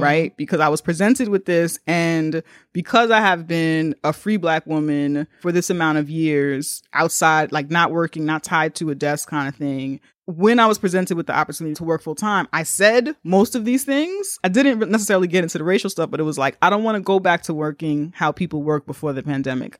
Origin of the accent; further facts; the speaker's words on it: New York, United States; as a New Yorker